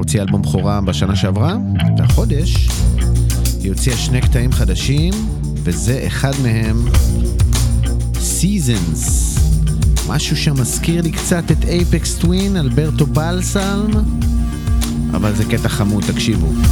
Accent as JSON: {"language": "Hebrew", "town": "Netanya", "region": "Central District", "country": "Israel", "said": "אני מנתניה"}